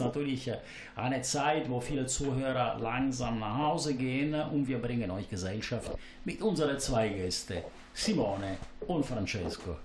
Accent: Palermo, Sicily, Italy; now in Germany; ich komme aus Palermo.

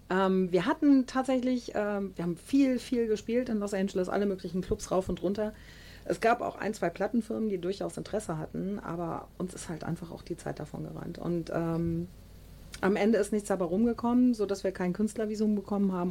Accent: Düsseldorf, North Rhine-Westphalia, Germany; bei uns in Düsseldorf

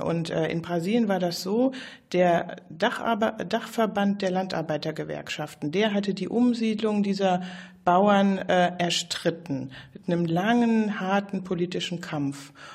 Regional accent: Germany; also born or lived in Brazil; wir als Deutsche

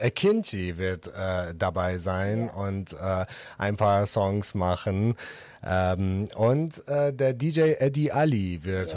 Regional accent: Iran; German is a second language; moved away as an adult; now in Düsseldorf, Germany; ich selbst bin ja aus dem Iran und bin geflüchtet

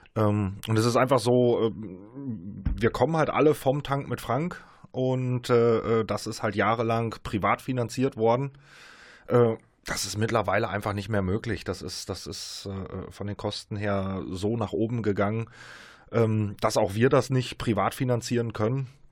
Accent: Münster and surrounding area, North Rhine-Westphalia, Germany; wir kommen alle hier aus Münster und aus der Umgebung, aus der Region.

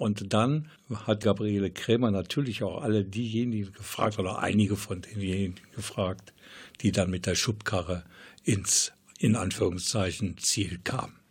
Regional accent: Krefeld, North Rhine-Westphalia, Germany; hier bei uns in Krefeld

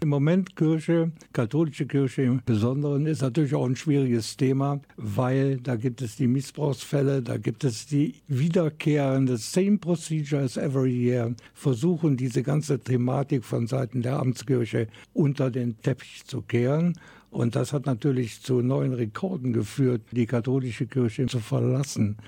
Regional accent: Germany; bei uns in Deutschland

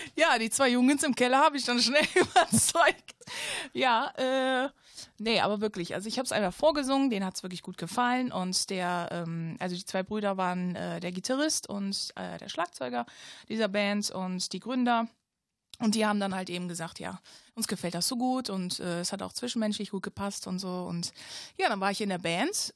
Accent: Ratingen, North Rhine-Westphalia, Germany; ich komme aus Rating, äh, ein kleines Dörfchen, obwohl was heißt klein, ne? Ein kleines Städtchen

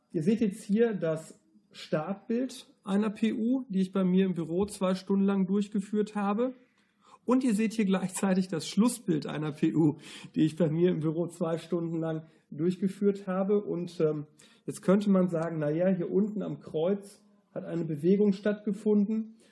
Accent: Germany; wir sind ja Deutsche

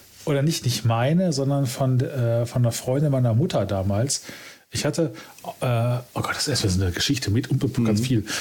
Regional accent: Essen, North Rhine-Westphalia, Germany; ich komme quasi gebürtig aus dem Sumpf aus dem Ruhrgebiet

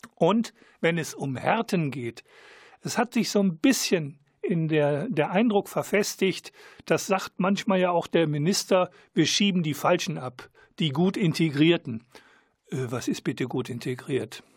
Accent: Germany; als Deutscher bin ich

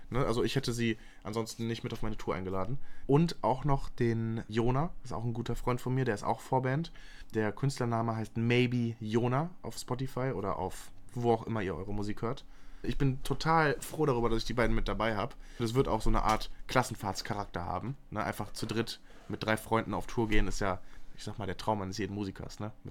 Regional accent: Moers, North Rhine-Westphalia, Germany; Ich bin auch in Mörs zur Schule gegangen.

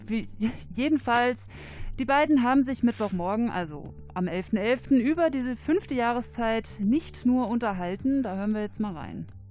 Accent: Cologne, North Rhine-Westphalia, Germany; ich komme aus Köln

